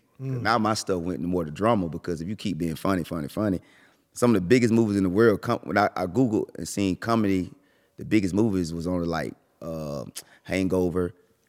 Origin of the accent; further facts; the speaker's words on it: Millen, Georgia, United States; I'm from Miller in Georgia.